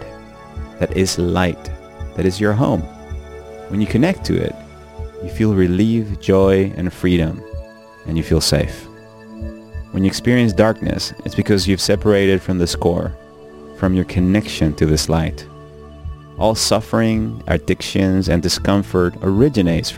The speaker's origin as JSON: {"language": "English", "country": "Venezuela", "tie": "born or raised there", "said": "When I was a little child growing up in Venezuela"}